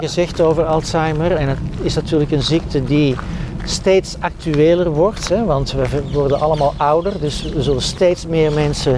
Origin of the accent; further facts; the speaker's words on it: Edegem, Flanders, Belgium; also born or lived in Antwerp; ik ben opgegroeid in de Victoriastraat in Edegem